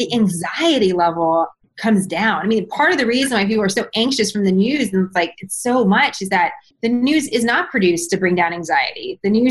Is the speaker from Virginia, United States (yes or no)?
no; San Francisco, California, United States; moved away as an adult; also born or lived in New York City; I was born and raised in San Francisco